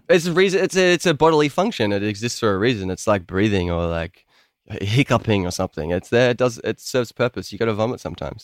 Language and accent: English; Melbourne, Victoria, Australia